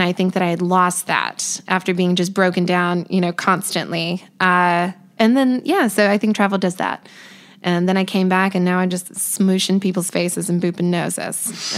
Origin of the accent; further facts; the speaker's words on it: North Carolina, United States; also born or lived in Hawaii / District of Columbia, United States / Belgium; So I had a home with my mom. My parents weren't together, but so I grew up in North Carolina, I would say, but I was lucky enough to move to Hawaii and DC and Belgium